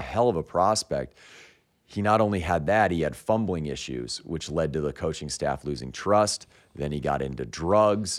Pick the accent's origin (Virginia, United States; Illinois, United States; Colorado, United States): Colorado, United States; Denver; I was growing up in Denver